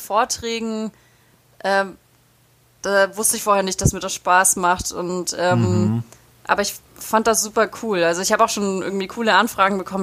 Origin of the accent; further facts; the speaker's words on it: Ulm, Baden-Württemberg, Germany; moved away; in Ulm in meiner Heimatstadt